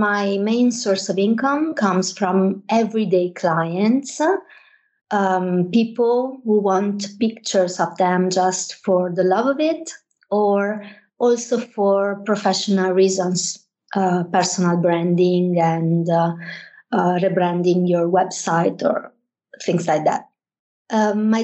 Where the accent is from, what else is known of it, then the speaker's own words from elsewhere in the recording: Venice, Veneto, Italy; English is a second language; moved away as an adult; now in Milan, Italy; I'm Italian. I was born and raised in Venice, greater area. I've been working and living in Milan for many years now